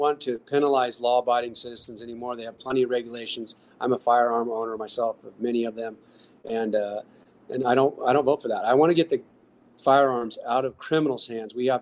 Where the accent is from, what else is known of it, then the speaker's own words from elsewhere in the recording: Northern California, United States; I'm from Northern California